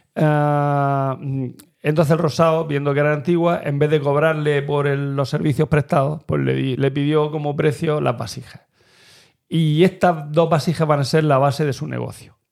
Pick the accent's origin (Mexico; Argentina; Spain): Spain; Turre, Andalusia; mi pueblo, de Turre